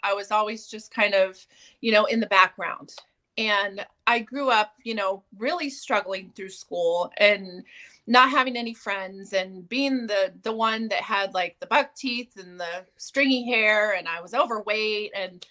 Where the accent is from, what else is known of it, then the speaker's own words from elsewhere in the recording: California, United States; I grew up in California